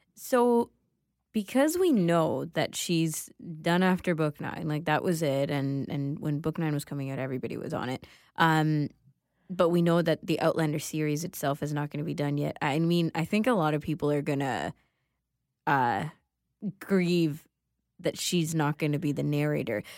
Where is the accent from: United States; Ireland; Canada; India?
Canada; also born or lived in Sri Lanka; though I grew up in Canada, most of my childhood was spent here